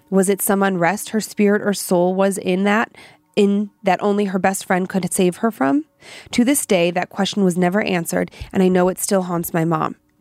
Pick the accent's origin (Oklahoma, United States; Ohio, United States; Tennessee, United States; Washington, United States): Ohio, United States; Parma Heights; now in Idaho, United States; I'm from Cleveland, Parma Heights